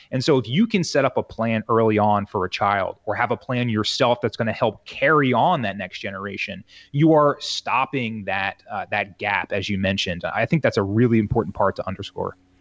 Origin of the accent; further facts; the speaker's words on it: Southern New Jersey, United States; born and raised in New Jersey here, Southern New Jersey, uh, right across the river from Philly